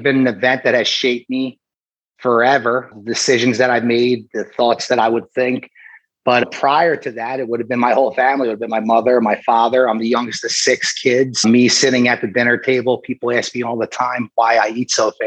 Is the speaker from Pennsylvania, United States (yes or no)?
yes; Briarcliff, Pennsylvania, United States; now in Philadelphia, United States; I grew up in a town right outside of Southwest Philadelphia called Briarcliff